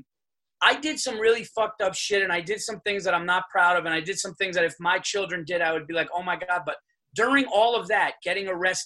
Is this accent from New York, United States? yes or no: yes; Yonkers, New York, United States; I'm from New York. I'm from actually born in Yonkers. I'm a Westchester guy